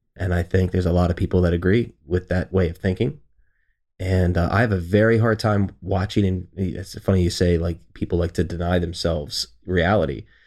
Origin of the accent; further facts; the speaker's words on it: Baltimore, Maryland, United States; I'm from Baltimore